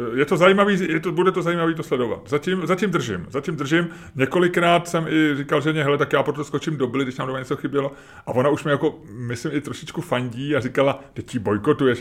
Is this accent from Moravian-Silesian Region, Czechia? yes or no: no; Prague, Czechia; my jsme bydleli tehdy s babičkou a s dědou v Holešovicích